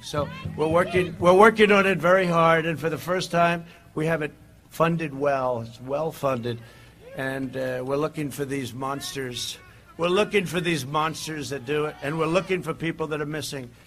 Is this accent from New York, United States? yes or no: yes; New York City, New York, United States; my hometown paper, right? The New York Post